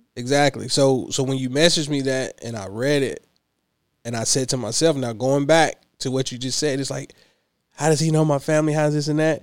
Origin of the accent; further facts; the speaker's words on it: Clinton, Kentucky, United States; also born or lived in Lexington, Kentucky; now in Louisville, United States; Hickman County, born and raised